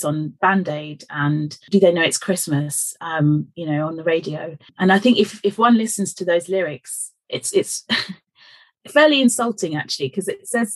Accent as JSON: {"language": "English", "region": "London", "country": "United Kingdom", "tie": "born or raised there", "said": "I was born in Fulham and to my parents, Marie and George, who had moved from East Africa to London"}